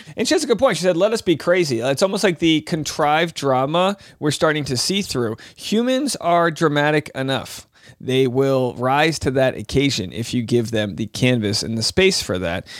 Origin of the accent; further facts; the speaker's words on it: Rhode Island, United States; now in California, United States; living in California, wife from Kentucky, I'm from Rhode Island